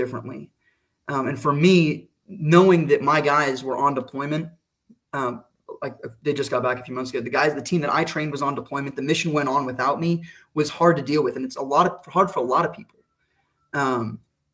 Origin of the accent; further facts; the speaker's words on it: Arizona, United States; moved away as an adult; also born or lived in Pacific Northwest; I grew up in Arizona